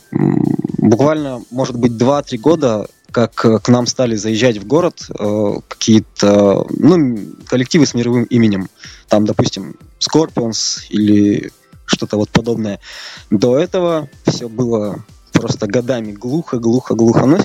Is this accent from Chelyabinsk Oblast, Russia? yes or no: yes; Chelyabinsk, Chelyabinsk Oblast, Russia; мы в родном городе довольно мало и редко играем. В основном это гастроли в города России и ближнего зарубежья. Вот э, в Челябинске